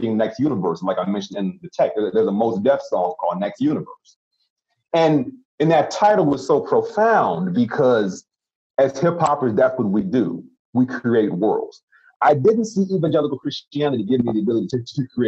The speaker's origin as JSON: {"language": "English", "town": "Chicago", "region": "Illinois", "country": "United States", "tie": "born or raised there", "said": "I grew up in the South Side of Chicago"}